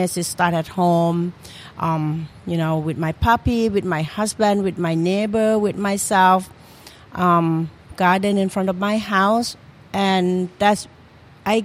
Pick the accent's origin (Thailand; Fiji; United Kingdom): Thailand; Trang; moved away as an adult; now in Philadelphia, United States; I come from Trang, okay. The southern part of Thailand